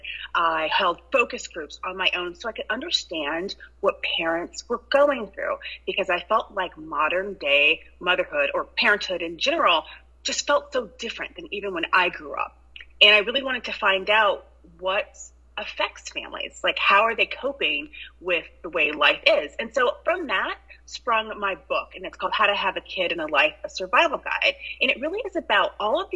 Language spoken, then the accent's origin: English; Ann Arbor, Michigan, United States; now in New York City, United States; I'm actually from the Midwest, Ann Arbor, Michigan, but I've been in New York over 20 years now.